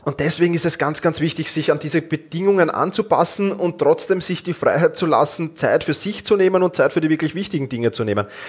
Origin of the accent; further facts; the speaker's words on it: Vienna, Austria; ich komme aus Wien